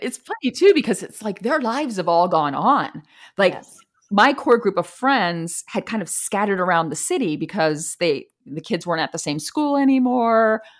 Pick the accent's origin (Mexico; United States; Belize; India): United States; East Coast; now in Chicago, United States; Like I'm not from Chicago. I'm from the East Coast. Culturally, Chicago is very different than where I'm from.